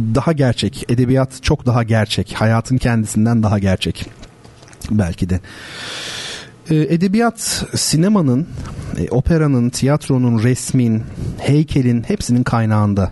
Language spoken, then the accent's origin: Turkish; Turkey; biz Gerçekten enteresan bir milletiz. Akdenizliyiz tabii